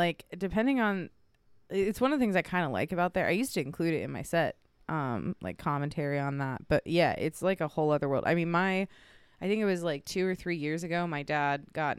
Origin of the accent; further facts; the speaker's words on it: Weston, West Virginia, United States; Yep, I'm from Weston.